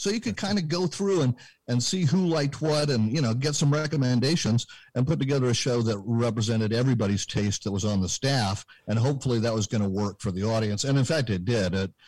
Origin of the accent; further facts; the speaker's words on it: Berkeley, California, United States; Now, I was born and raised in Berkeley, California, which, as I like to say, ill-prepared me for reality.